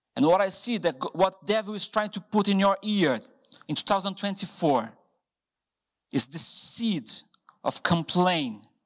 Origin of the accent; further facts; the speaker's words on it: Brazil; English is a second language; moved away as an adult; now in Hereford, United Kingdom